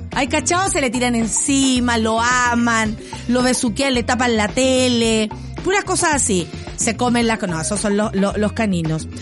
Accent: Chile; tenemos como sociedad chilena

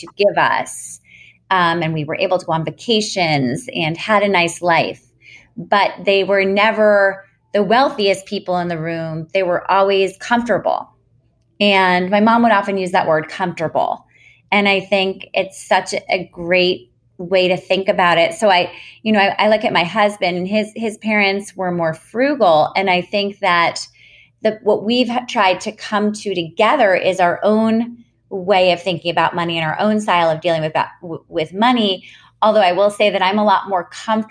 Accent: New York City, New York, United States; I grew up in New York City in an apartment building on the 26th floor

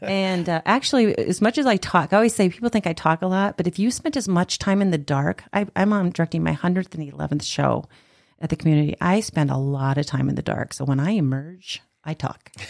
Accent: South Dakota, United States; I actually am from South Dakota

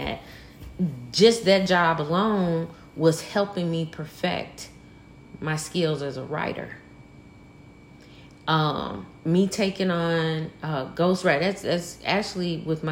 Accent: Mississippi Delta, United States; Born and bred in the heart of the Mississippi Delta

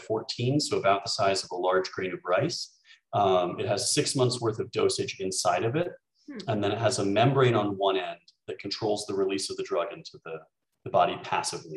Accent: Texas, United States; moved away as an adult; also born or lived in Virginia; now in Berlin, Germany; I'm a Texan by born and raised, and I stayed there for university as well

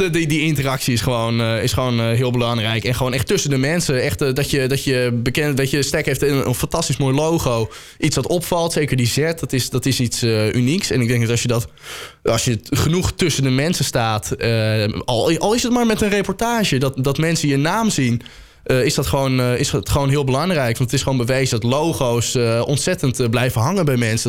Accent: Soest, Utrecht, Netherlands; ik kom uit Soest

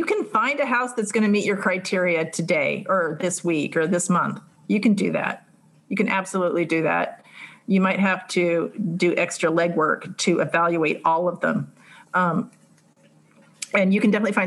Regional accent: California, United States; I'm from California

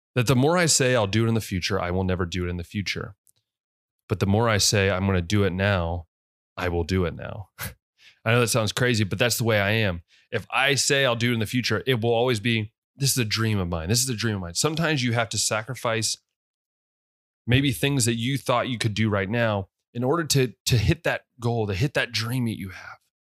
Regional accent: West Liberty, United States; moved away; I grew up in West Liberty

